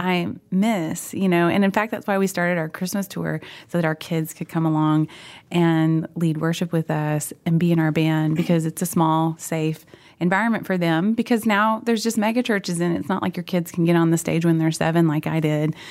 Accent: Oklahoma, United States; moved away; also born or lived in Fort Worth, Texas; We went back to Oklahoma, and my parents have been there up until last summer

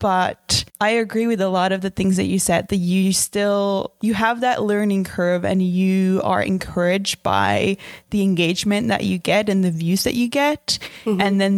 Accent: Finland; I'm from Finland

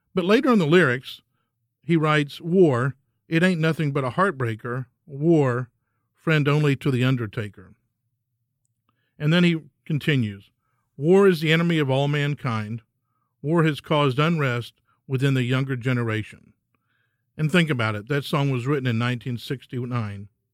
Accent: Texas, United States; I'm a Texan

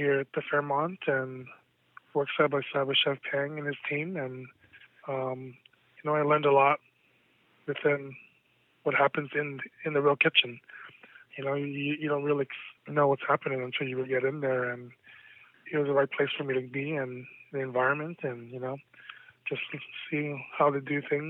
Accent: Philippines; Yeah, you know, being Filipino, food was always, you know, on the table

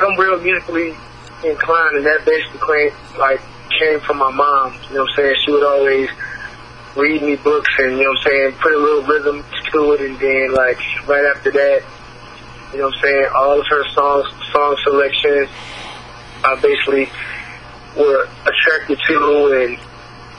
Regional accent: Elkhart, Indiana, United States; I grew up in Elkhart, Indiana

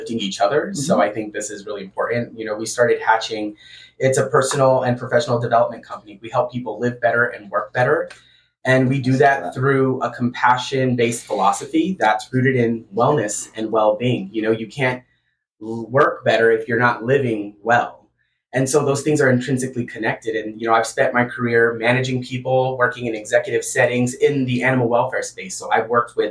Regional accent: Tucson, Arizona, United States; I grew up in Barrio Anita

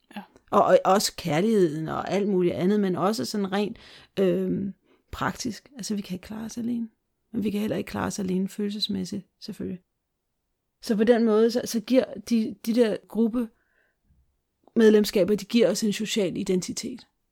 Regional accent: Denmark; moved away; also born or lived in Brazil; vi i glimtvis se os selv som danskere

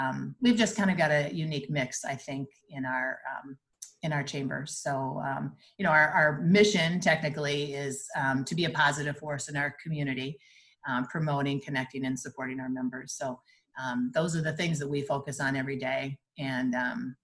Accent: Wayzata, Minnesota, United States; I grew up in Wyzetta, graduated from Wyzetta High School, also married a Wyzetta grad

